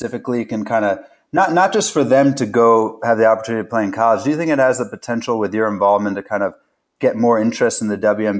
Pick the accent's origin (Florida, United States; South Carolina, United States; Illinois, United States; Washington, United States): Illinois, United States; Chicago; So I'm actually from Chicago and went to high school with Daniel Poneman